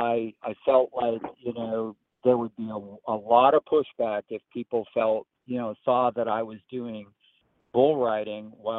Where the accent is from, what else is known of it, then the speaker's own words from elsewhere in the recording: Eastern Oregon, United States; now in Tennessee, United States; I grew up in Eastern Oregon